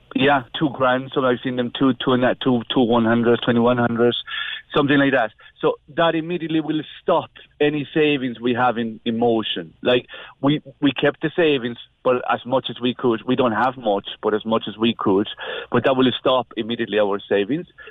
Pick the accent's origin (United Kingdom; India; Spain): Spain; moved away as an adult; now in Ireland; we're coming from from Spain, so we've been living in Ireland for the last twenty years